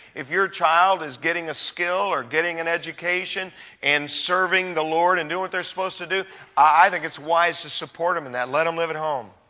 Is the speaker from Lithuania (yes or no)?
no; United States; as American people living in our culture today